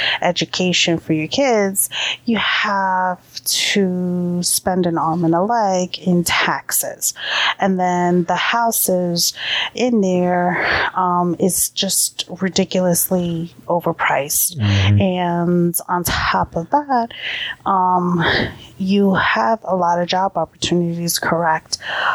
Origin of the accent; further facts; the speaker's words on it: New York, United States; also born or lived in Delaware; now in New Jersey, United States; we were born and raised in New York.